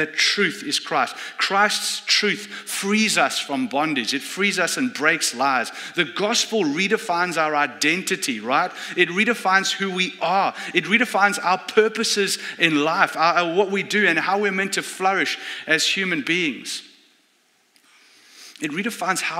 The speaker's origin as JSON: {"language": "English", "country": "South Africa", "moved": "yes", "said": "I come from South Africa."}